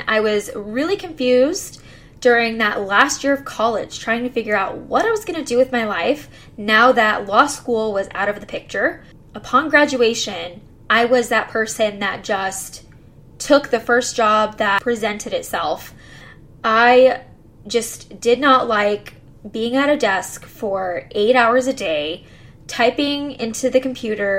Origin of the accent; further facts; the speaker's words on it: McAllen, Texas, United States; also born or lived in College Station, Texas; I'm from South Texas, McAllen to be more specific if you know where that is, and I went to Mac High